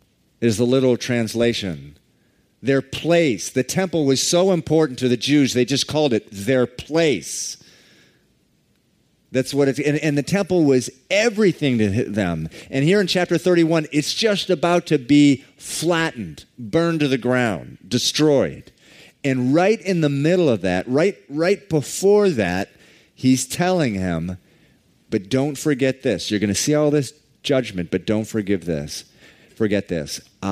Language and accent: English; Massachusetts, United States; that I grew up here in Massachusetts, and I was originally from the western suburbs